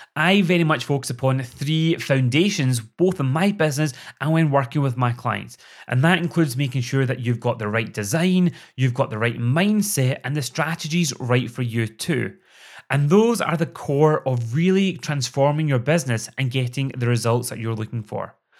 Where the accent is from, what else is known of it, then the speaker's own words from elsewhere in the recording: Scotland, United Kingdom; accent: Scottish; also born or lived in Glasgow; I'm sure you've already guessed that from my accent, I live in Scotland.